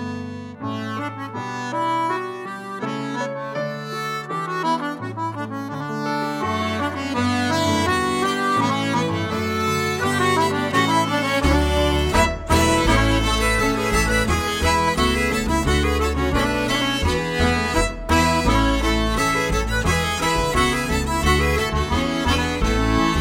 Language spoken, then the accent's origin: English; Denmark; I'm from Denmark